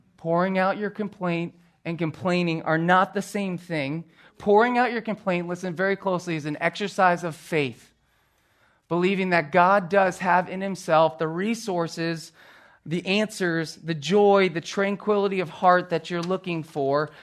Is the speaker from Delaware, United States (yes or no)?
no; Philadelphia, Pennsylvania, United States; growing up on the East Coast and in the Philadelphia area